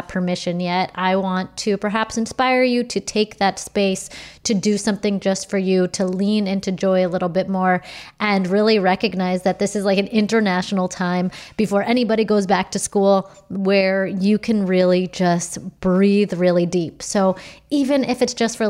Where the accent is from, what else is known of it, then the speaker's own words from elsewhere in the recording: United States; I'm pretty American through and through